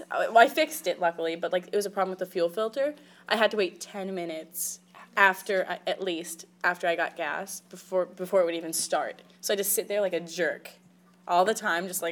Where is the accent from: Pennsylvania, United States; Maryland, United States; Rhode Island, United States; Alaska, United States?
Alaska, United States; moved away; I'm from Alaska.